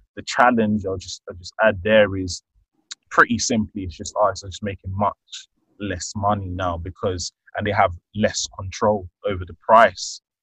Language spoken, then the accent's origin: English; London, United Kingdom; I'm born and raised in London, the UK. I'm of Nigerian heritage